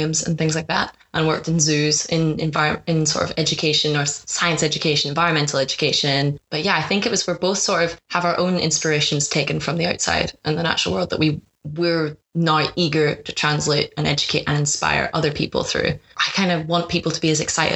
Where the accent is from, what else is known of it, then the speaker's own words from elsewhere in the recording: Ireland; I'm originally from Ireland. I lived very, very deep sort of countryside growing up